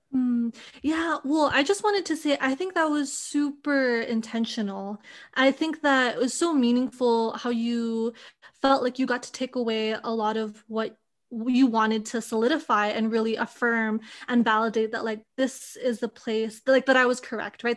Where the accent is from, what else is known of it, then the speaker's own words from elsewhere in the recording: Hawaii, United States; I grew up in a small community in Hawaii